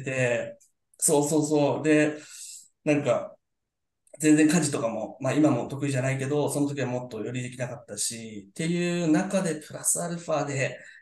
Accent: Yokohama, Kanagawa, Japan; 僕も多分、えっと、みんなが嫌いなタイプの横浜の人間だと思います

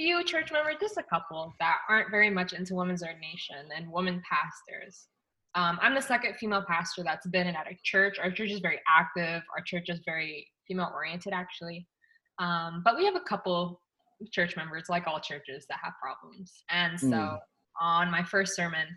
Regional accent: Loma Linda, California, United States; moved away as an adult; now in Tampa, United States; I grew up in Loma Linda

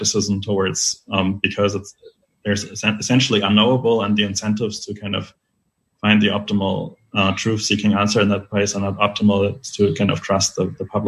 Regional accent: Germany; in my home country, in Germany

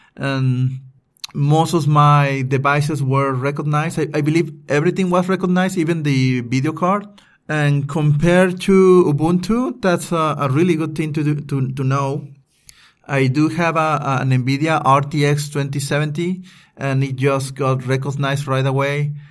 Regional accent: Veracruz, Mexico; moved away as an adult; also born or lived in Puebla; I just moved into my hometown, Veracruz, from Puebla.

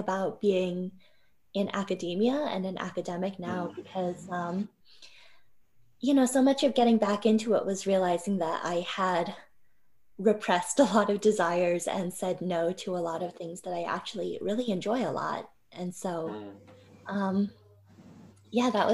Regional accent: Ogden, Utah, United States; I grew up in Ogden, Utah

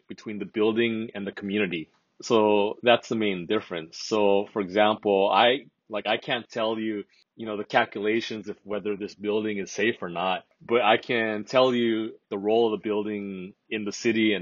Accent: Hawaii, United States; moved away as an adult; now in Japan; I'm originally from Hawaii, so I'm American, but I've been living in Japan for some time now.

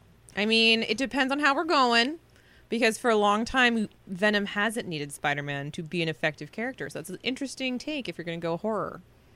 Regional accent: Scotland, United Kingdom; I'm Scottish.

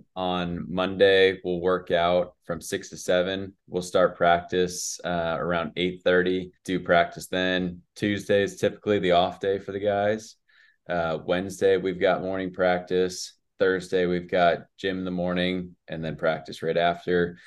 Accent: West Coast, United States; moved away as an adult; now in Mississippi, United States; I grew up on the West Coast

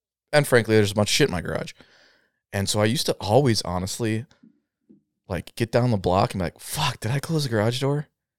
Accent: Canada; I'm like, you know, I'm Canadian, right?

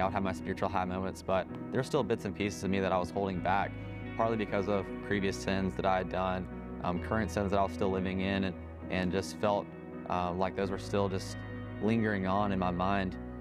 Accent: Enterprise, Alabama, United States; moved away as an adult; now in Mississippi, United States; I'm originally from Enterprise, Alabama.

